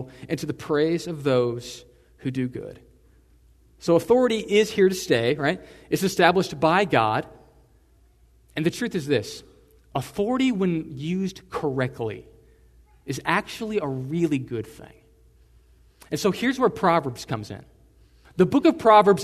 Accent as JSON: {"language": "English", "region": "Texas", "country": "United States", "said": "I'm in America, I'm a Texan"}